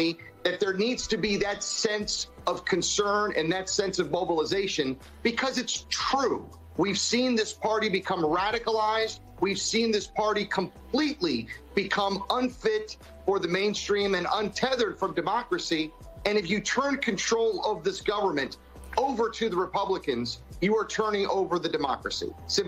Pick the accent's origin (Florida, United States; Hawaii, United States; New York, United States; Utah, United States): Florida, United States; my home state of Florida